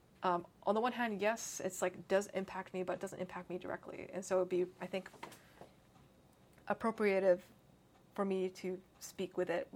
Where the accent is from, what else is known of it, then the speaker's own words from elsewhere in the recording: Canada; also born or lived in North America; I was born in Canada. And of course, I don't really speak Cantonese mm-hmm. or Mandarin